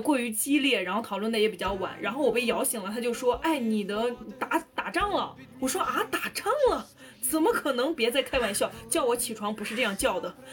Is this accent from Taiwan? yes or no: no; northern China, China; 我是一个北方人，我在过年过节就是一定要有饺子的